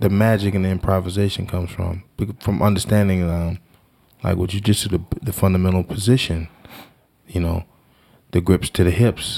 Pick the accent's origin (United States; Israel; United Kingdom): United States; Washington, District of Columbia; now in New Jersey, United States; I'm from Washington, D C